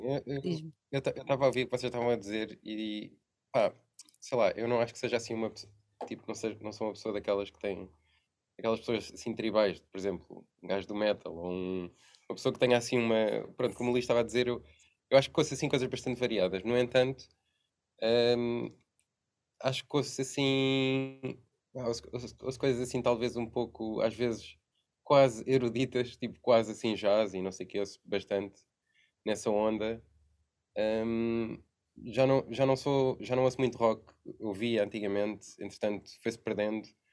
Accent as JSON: {"language": "Portuguese", "region": "Lisbon", "country": "Portugal", "said": "nós somos aqui de Lisboa"}